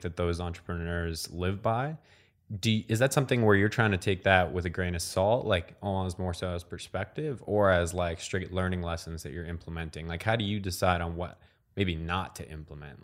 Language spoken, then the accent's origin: English; Ottawa, Ontario, Canada; my hometown of Ottawa, Canada